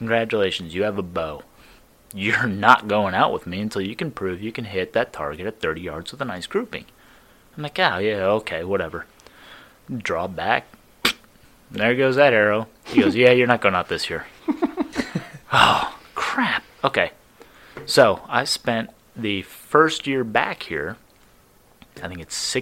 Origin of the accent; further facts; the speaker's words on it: Scranton, Pennsylvania, United States; moved away as an adult; also born or lived in Washington, D.C.; now in Butler, United States; I am actually a transplant, so I'm from Scranton